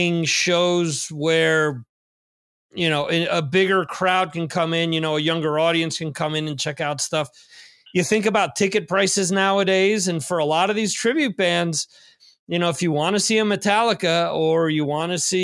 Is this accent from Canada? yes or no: no; New Jersey, United States; moved away; I'm originally from New Jersey